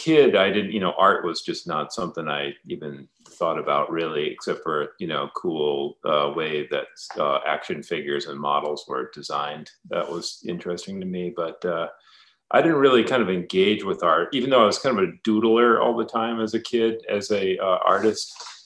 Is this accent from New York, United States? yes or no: no; Warwick, Rhode Island, United States; also born or lived in Providence, Rhode Island; I was born in Providence, Rhode Island, grew up in Warwick. It's a little south of Providence. So I'm a New England guy originally. It's a nice coastal New England town.